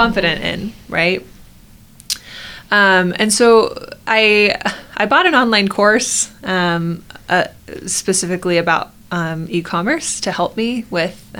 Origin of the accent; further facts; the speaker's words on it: Arizona, United States; now in Utah, United States; I grew up in Arizona where the water is disgusting